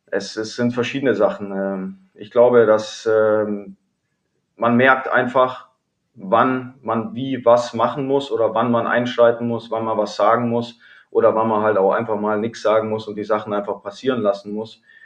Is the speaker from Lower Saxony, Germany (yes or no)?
no; Kaufbeuren, Bavaria, Germany; also born or lived in Bremerhaven / Cologne; now in Wolfsburg, Germany; Bin gebürtiger Kaufbeurer